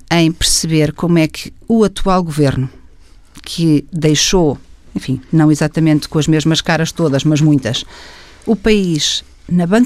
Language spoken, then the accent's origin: Portuguese; Portugal; que me preocupa enquanto portuguesa